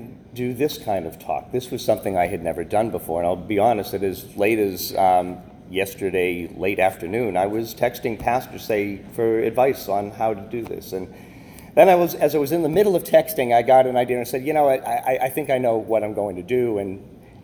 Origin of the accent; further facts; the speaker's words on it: Boston, Massachusetts, United States; moved away as an adult; growing up in Boston back in the 70s